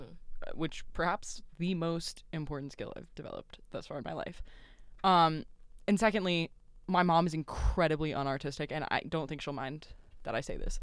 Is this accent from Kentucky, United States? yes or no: yes; Louisville, Kentucky, United States; accent: southern twang; I am from Louisville, Kentucky